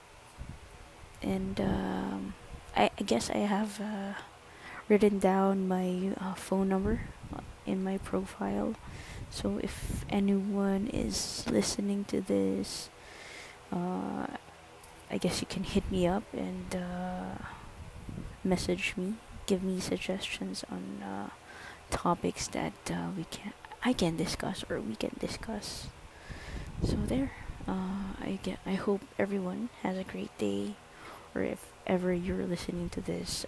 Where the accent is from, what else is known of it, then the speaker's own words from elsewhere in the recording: Calabarzon, Philippines; I'm from Cavite